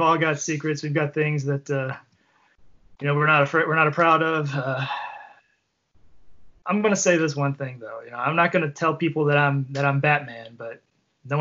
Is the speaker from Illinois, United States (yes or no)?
no; Kentucky, United States; we're from Kentucky